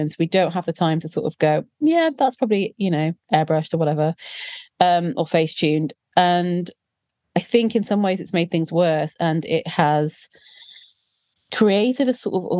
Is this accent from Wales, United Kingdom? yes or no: yes; South Wales, United Kingdom; growing up in South Wales as a plus-sized, dark-skinned Indian girl in the 90s